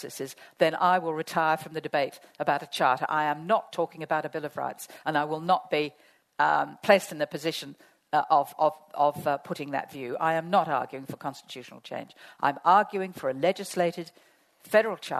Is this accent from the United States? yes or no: no; Australia; I will morph from being an Australian citizen to an international public servant